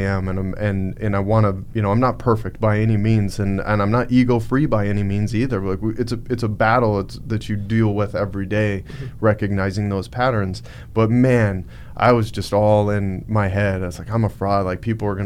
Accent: Montana, United States; I'm from Montana.

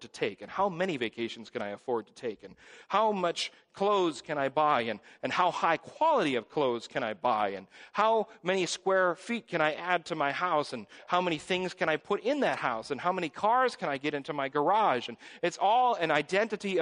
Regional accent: Hingham, Wisconsin, United States; when I was growing up in Hingham Reformed Church

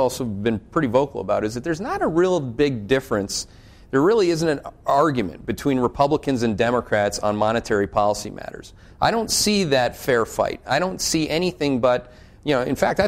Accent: Canada; now in United States; I'm Canadian

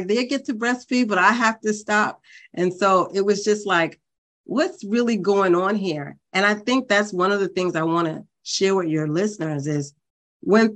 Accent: New York City, New York, United States; I grew up in Brooklyn, New York

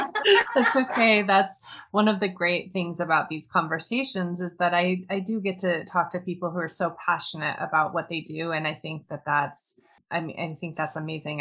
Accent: Montana, United States; I grew up in the mountains of Montana in northwestern US.

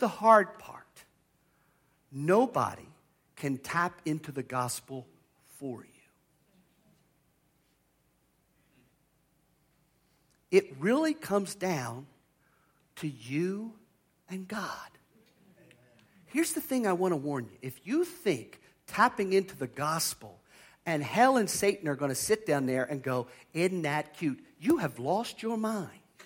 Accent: near the Chesapeake, Chesapeake Bay area, United States; I grew up near the Chesapeake

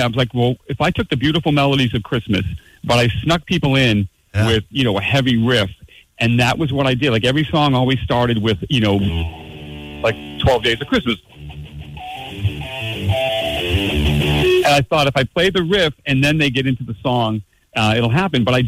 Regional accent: north of Boston, Massachusetts, United States; I grew up in New England. You know, I grew up in north of Boston

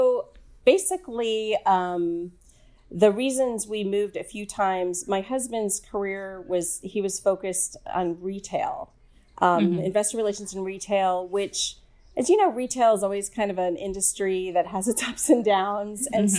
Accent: the South, United States; And I grew up in the South, and I really don't think it's that bad.

